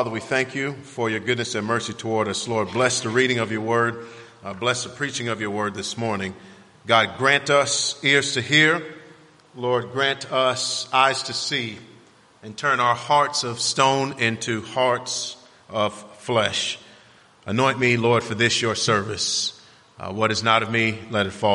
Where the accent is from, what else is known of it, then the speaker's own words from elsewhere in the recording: Miami, Florida, United States; growing up in Miami was an interesting experience for me